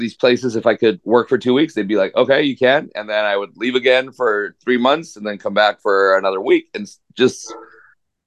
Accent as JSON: {"language": "English", "town": "Ciudad Juárez", "region": "Chihuahua", "country": "Mexico", "tie": "born or raised there", "also_born_or_lived": "El Paso, Texas", "said": "I grew up in Juarez, Mexico."}